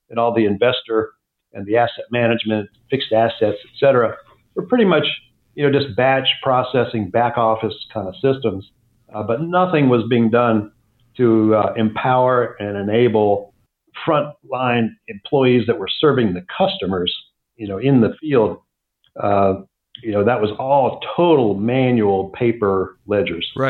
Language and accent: English; Atlanta, Georgia, United States; also born or lived in Minnesota / Pittsburgh; I, I um, grew up, well, I was born in Minnesota, worked my way south, lived in Pittsburgh. Uh, my father worked for U.S. Steel Corporation. And then uh, eventually uh, he ended up in the southeast, uh, headquartered in Atlanta, Georgia. So I, I, finished high school in Atlanta, Georgia.